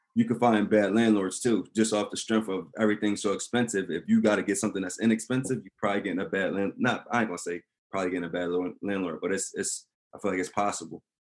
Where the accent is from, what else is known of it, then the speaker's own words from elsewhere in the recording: Delaware, United States; also born or lived in Maryland; I was born in, in Maryland, but I'm I was really raised in Delaware.